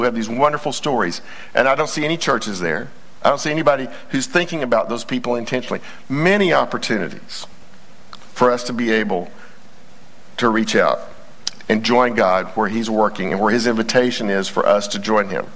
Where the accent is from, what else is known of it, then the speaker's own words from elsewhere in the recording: Texas, United States; we're all Texans first